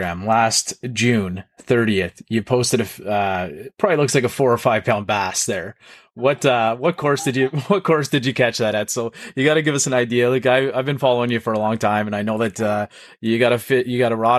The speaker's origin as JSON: {"language": "English", "town": "Toronto", "region": "Ontario", "country": "Canada", "said": "we're both from the Toronto area"}